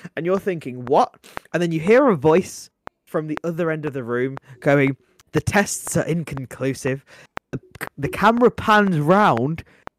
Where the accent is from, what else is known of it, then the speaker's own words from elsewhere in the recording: Saskatchewan, Canada; I'm from Saskatchewan!